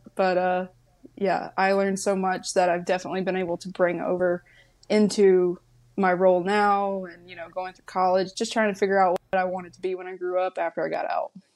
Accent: North Carolina, United States; moved away as an adult; also born or lived in California; I'm from, I'm from North Carolina, from B F E, North Carolina. Like, my neighbors were tobacco fields.

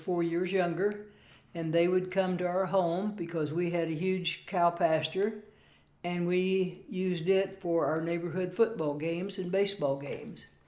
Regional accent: Lebanon, Missouri, United States; My hometown of Lebanon, Missouri, has 15,000 friendly folks

